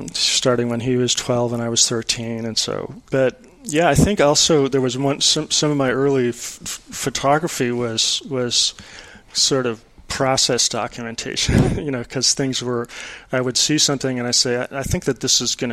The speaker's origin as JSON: {"language": "English", "town": "Minneapolis", "region": "Minnesota", "country": "United States", "tie": "born or raised there", "also_born_or_lived": "New Jersey / Austin", "moved": "as an adult", "said": "I was born in New Jersey, but my family moved out to Minnesota, to Minneapolis when I was just a few weeks after my first birthday"}